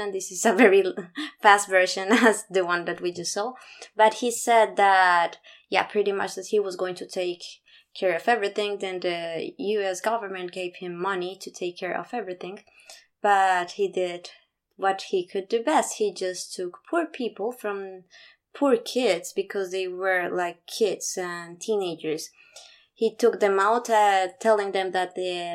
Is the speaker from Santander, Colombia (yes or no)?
no; Bogotá, Colombia; I was born in Bogota. That was my bubble